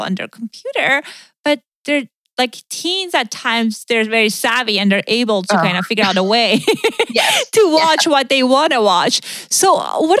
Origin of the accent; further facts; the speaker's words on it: Iran; moved away; I grew up in Iran